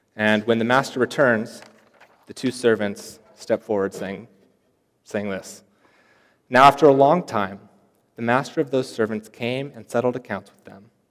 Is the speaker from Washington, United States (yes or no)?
yes; Seattle, Washington, United States; moved away as an adult; I come all the way from Seattle, Washington, so that's kind of far away.